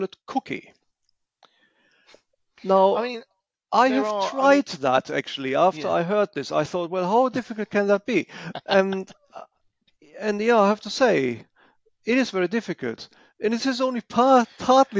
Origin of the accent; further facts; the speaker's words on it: Germany; I am from Germany